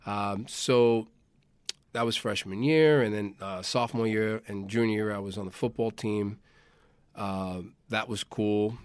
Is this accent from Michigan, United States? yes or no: no; New York, United States; I'm a born and bred, uh, New Yorker.